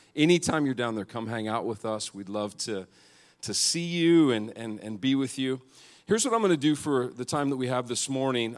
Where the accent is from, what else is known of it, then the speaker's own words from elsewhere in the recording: Montana, United States; I grew up in Montana where the men are men and the sheep are nervous.